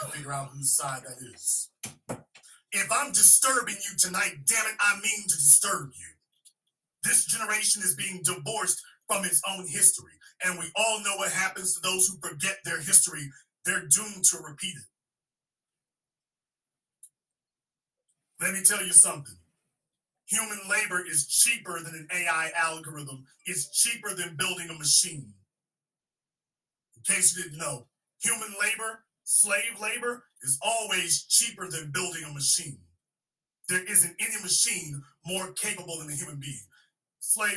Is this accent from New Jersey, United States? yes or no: no; Shreveport, Louisiana, United States; I was born and raised in Shreveport, Louisiana